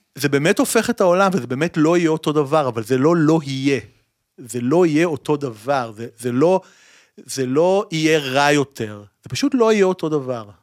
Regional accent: Tel Aviv, Tel Aviv District, Israel; אני עד היום גר בתל אביב, נולדתי בתל אביב

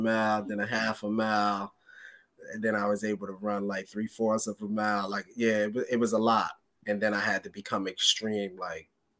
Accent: New York, United States; moved away; also born or lived in West Trenton, New Jersey; I'm from New York

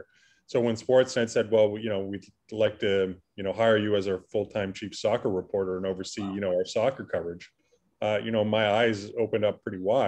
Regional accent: Burlington, Ontario, Canada; I grew up in Burlington, which is, you know, quite different from York in Northern Toronto

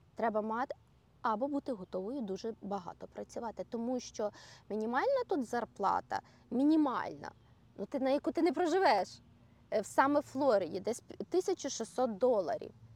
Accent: Ukraine; now in Orlando, United States; коли я приїжджаю до батьків своїх в Україну

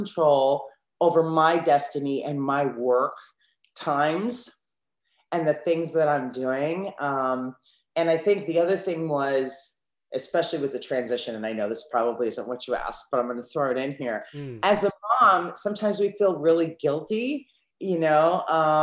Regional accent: East Coast of the United States, United States; now in Southern California, United States; I'm originally from the East Coast of the United States, and now I live on the West Coast in Southern California.

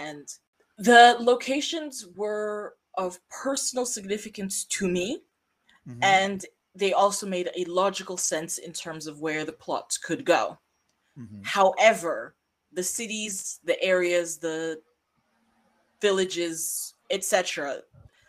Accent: United States; moved away; I grew up somewhat near Chicago, and some very notable weekends of my childhood were spent in the city

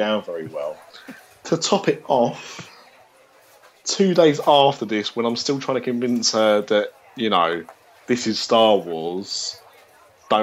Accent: Essex, East of England, United Kingdom; I'm from Essex

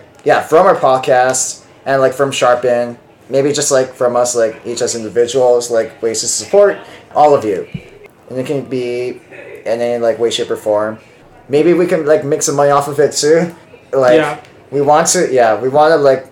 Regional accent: Hawaii, United States; now in Seattle, United States; I'm from Hawaii

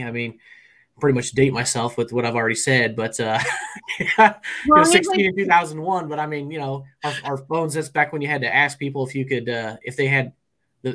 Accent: Peoria, Illinois, United States; Central Illinois, around the Peoria, Illinois area

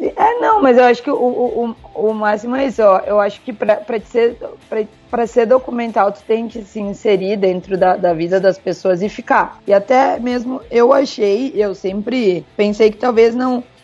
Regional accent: Parobé, Rio Grande do Sul, Brazil; also born or lived in Caxias do Sul, Rio Grande do Sul, Brazil; Eu sou natural de Caxias do Sul. Mas os meus pais, quando eu tinha oito anos, eles foram morar em Parobeca, uma cidadezinha bem menor

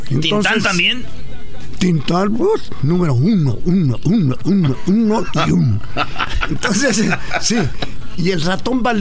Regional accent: Ciudad Juárez, Chihuahua, Mexico; Nací, nací en Ciudad Juárez, Chihuahua, en el año de 1931.

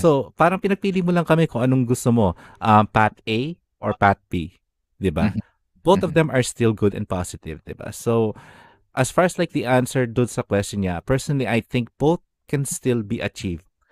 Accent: Philippines; moved away as an adult; ngayon na nalipat ka na sa ibang bansa, you started to realize na ano, ang dami palang kultura mo bilang isang Pilipino

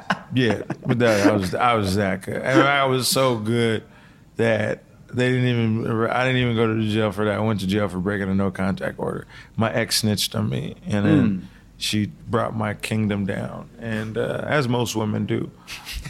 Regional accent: Seattle, Washington, United States; I grew up in Seattle before it became gentrified

